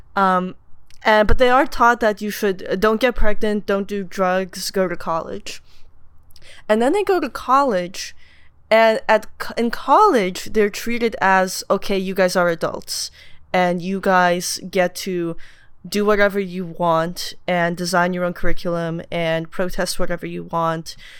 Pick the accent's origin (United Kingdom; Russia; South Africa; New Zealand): Russia; Moscow; moved away; I was born in Moscow